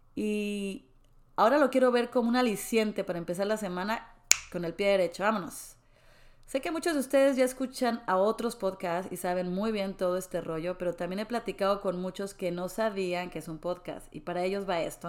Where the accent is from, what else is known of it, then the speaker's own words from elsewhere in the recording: Mexico City, Mexico; moved away as an adult; also born or lived in Mérida; now in Dallas, United States; Yo soy de la Ciudad de México, una ciudad hermosa.